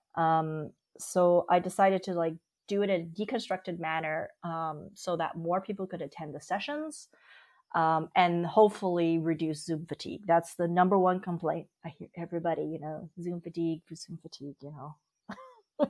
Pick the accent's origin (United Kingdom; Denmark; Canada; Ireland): Canada; Vancouver, British Columbia; moved away as an adult; also born or lived in Berlin, Germany; now in Germany; I'm from Vancouver originally, and a few years ago, I actually moved to uh, Germany for personal reasons, and I currently live just outside of Berlin.